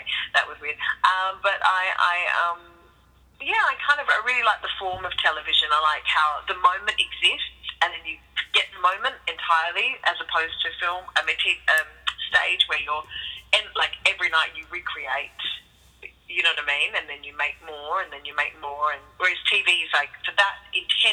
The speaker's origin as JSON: {"language": "English", "town": "Perth", "region": "Western Australia", "country": "Australia", "moved": "yes", "said": "I'm from Perth primarily"}